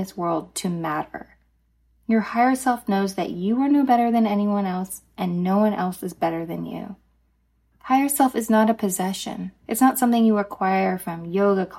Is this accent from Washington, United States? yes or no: no; Dallas, Texas, United States; I grew up in Dallas, Texas, and in our elementary school